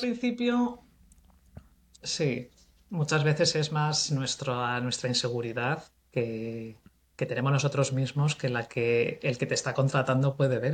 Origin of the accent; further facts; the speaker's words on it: Cuenca, Castilla-La Mancha, Spain; moved away as an adult; also born or lived in Bristol; soy de Cuenca